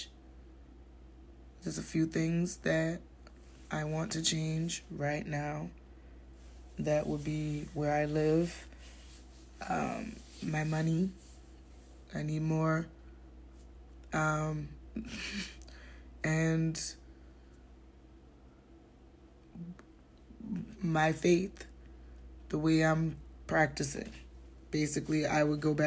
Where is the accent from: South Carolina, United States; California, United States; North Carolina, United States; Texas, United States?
South Carolina, United States; Charleston; some Gullah Geechee gal hailing from Charleston, South Carolina. I'm a rapper, singer, actor, and comedian telling stand-up jokes all over town, right in my hometown, Charleston, South Carolina